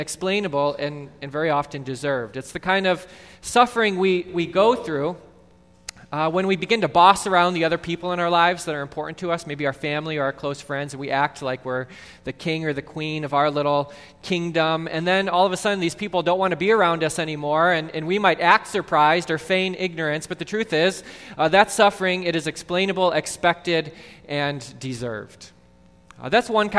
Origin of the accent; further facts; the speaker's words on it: Mount Prospect, Illinois, United States; Growing up in Mount Prospect